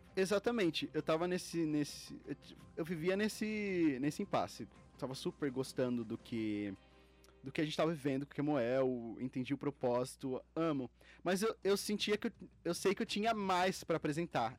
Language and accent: Portuguese; Itapevi, São Paulo, Brazil; de onde eu vim, eu vim de Itapevi, de uma cidade mais é, humilde